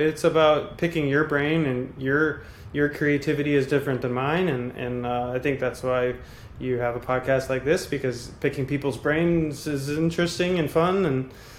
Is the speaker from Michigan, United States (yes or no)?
no; Cape Canaveral, Florida, United States; I grew up in Cape Canaveral. Like, I grew up here.